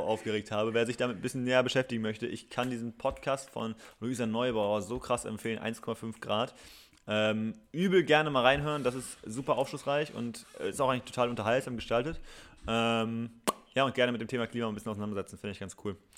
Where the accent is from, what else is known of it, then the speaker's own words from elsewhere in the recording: Gütersloh, North Rhine-Westphalia, Germany; now in Berlin, Germany; nicht mehr in meine Heimat zurückzukommen, weil ich würde nicht von Berlin mhm. aus nach Gütersloh tuckeln.